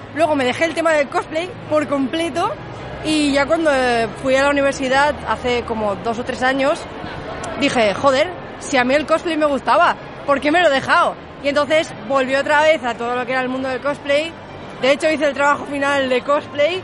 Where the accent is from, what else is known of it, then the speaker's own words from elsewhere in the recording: Valencia, Valencian Community, Spain; soy cosplayer de Valencia